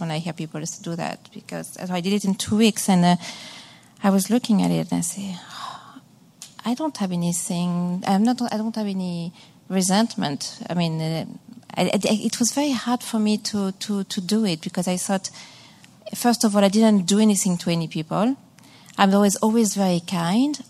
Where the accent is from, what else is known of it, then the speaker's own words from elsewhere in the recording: Massachusetts, United States; I'm from Massachusetts